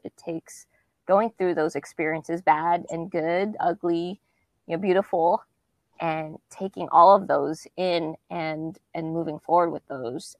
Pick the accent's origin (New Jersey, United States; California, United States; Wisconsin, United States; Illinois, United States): California, United States; Southern; born or raised there; moved away as an adult; also born or lived in Kansas City, Missouri; now in Nashville, United States